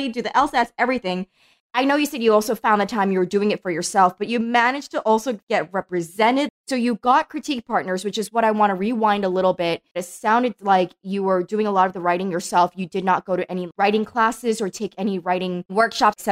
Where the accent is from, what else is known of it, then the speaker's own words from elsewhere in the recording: New York, United States; I'm from New York, born and raised